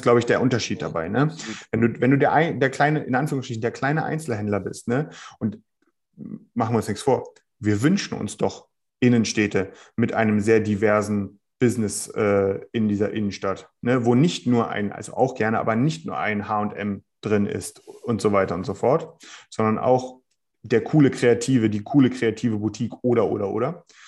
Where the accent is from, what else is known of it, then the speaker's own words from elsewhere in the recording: Berlin, Germany; ich komme hier aus Berlin